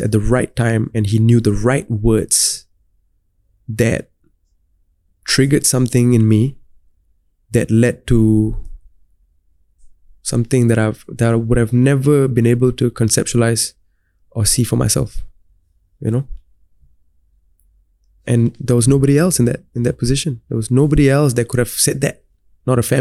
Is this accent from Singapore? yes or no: yes; Singapore; being a Singaporean, growing up in Singapore, laid the foundation for me to be well-versed in both Tamil and English.